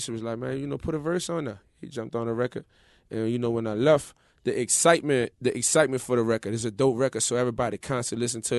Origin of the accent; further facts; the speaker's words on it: New Orleans, Louisiana, United States; I'm from the 7 Wall in New Orleans.